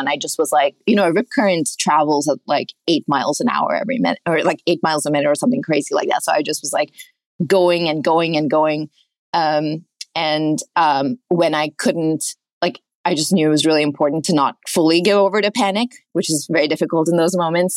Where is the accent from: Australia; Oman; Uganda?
Oman; moved away; I grew up in Oman, a mile away from the beach.